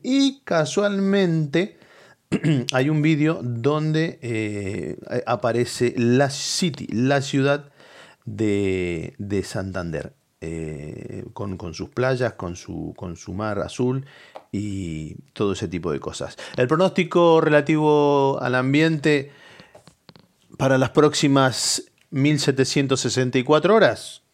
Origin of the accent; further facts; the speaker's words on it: Moreno, Buenos Aires Province, Argentina; moved away; la ciudad de donde salimos de la provincia de Buenos Aires, que es, que es de Moreno